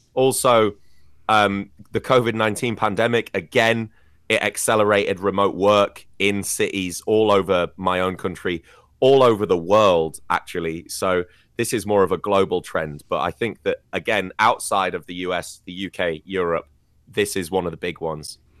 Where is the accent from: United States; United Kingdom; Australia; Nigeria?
United Kingdom; moved away; in my home country, cities like London as well